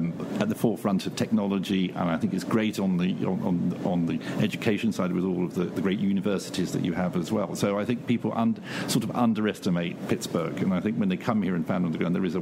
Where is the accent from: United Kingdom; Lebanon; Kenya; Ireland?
United Kingdom; London; I'm originally from London